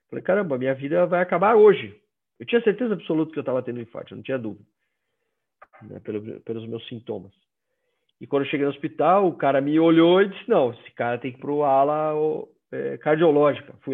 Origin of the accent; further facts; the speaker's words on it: Northeast Region, Brazil; Eu sou nordestino, então toda festa tinha bebida.